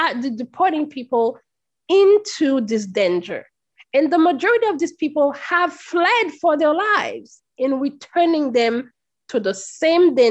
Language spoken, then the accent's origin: English; Haiti; now in United States; As a Haitian, I am a descendant of slaves, and I am a Black immigrant in the United States.